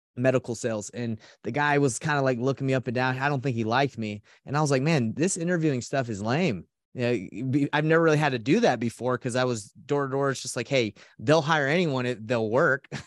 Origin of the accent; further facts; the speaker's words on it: Atlanta, Georgia, United States; also born or lived in Portland, Oregon; now in Salt Lake City, United States; I grew up in Atlanta, Georgia